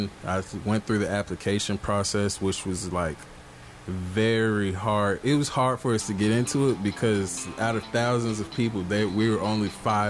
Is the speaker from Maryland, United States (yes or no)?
yes; Maryland, United States; now in Atlanta, United States; I'm from Atlanta. I'm originally from Maryland, but I've lived in Atlanta, Georgia for like the past 12 years.